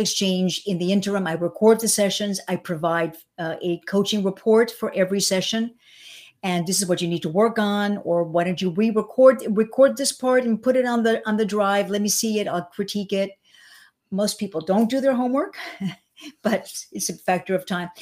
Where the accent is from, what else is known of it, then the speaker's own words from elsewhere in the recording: suburban New York, United States; also born or lived in Cuba; now in Miami, United States; I was born in Cuba. I came when I was seven and a half. I was really raised in, uh, suburban New York.